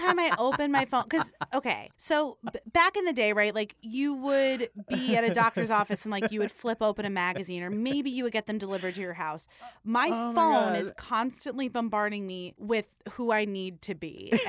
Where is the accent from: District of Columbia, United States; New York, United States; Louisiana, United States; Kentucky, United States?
New York, United States; Staten Island; I'm also from Staten Island, so I would imagine that the 80s were worse where I'm from